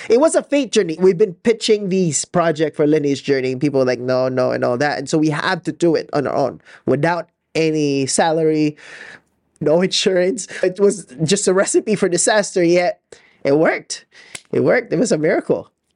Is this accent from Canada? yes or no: no; Philippines; I'm so Filipino, I haven't seen snow in my life